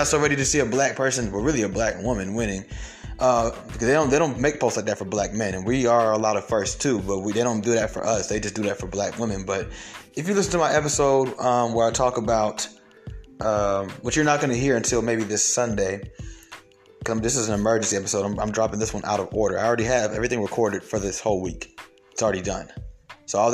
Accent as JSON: {"language": "English", "town": "Atlanta", "region": "Georgia", "country": "United States", "tie": "born or raised there", "also_born_or_lived": "Bronx, New York", "said": "I'm from Atlanta. Been in Atlanta my whole life. I was born in the Bronx, but I've been in Atlanta"}